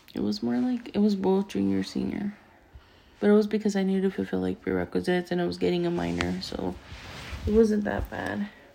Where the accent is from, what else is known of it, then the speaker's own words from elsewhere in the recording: United States; I was born here in America. I am half Mexican. I am half American